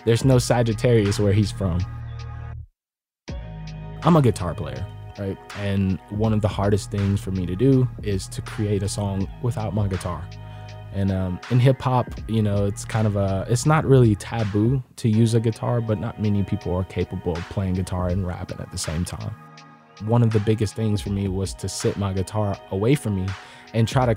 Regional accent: the South, United States; I am from the South.

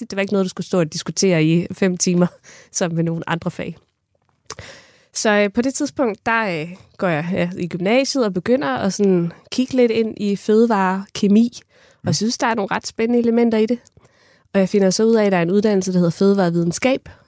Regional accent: Kerteminde, Southern Denmark, Denmark; jeg kommer fra Katteminde

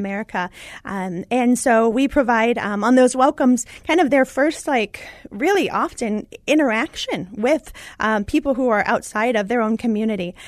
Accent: Indiana, United States; I was born in Indiana

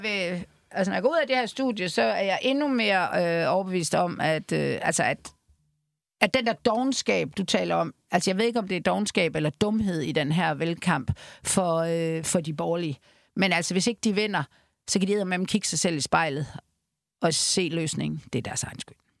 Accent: Denmark; jeg er jo fra Jylland

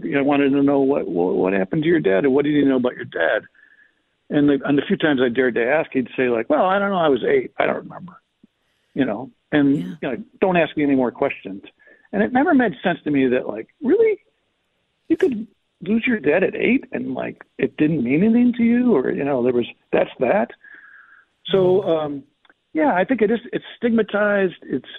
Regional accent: Chicago, Illinois, United States; I grew up in Chicago, and my dad didn't go to church

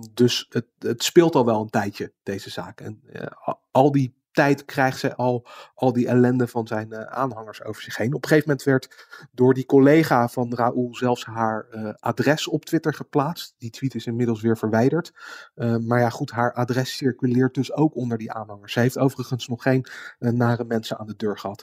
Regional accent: Netherlands; als Nederlander

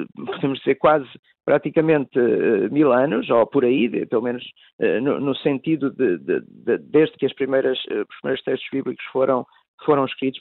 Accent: Tondela, Centro, Portugal; eu próprio sou natural de Tondela, no distrito de Viseu

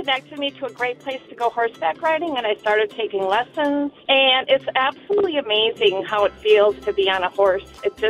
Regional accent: Minnesota, United States; also born or lived in Havertown, Pennsylvania; now in Schwenksville, United States; But I grew up in Minnesota.

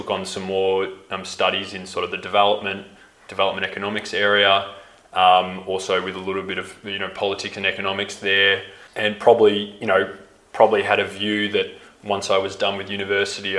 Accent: Melbourne, Victoria, Australia; moved away as an adult; also born or lived in Tanzania; growing up in Melbourne

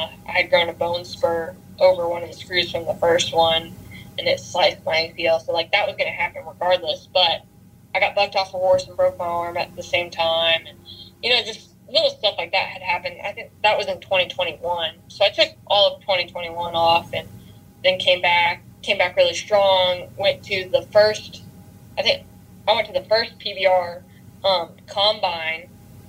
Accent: Texas, United States; that's where I've seen the most from being a Texan, you know, helping everyone that comes through.

